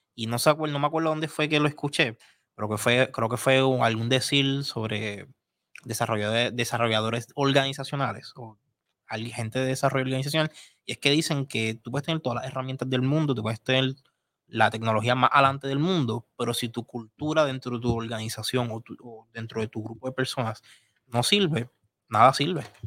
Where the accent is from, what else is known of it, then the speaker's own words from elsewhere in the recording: Puerto Rico; nosotros, como puertorriqueños